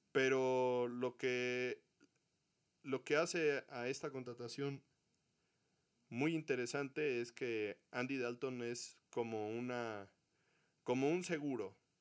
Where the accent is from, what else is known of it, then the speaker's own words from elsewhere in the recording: Mexico; para todos los mexicanos que somos aficionados al fútbol americano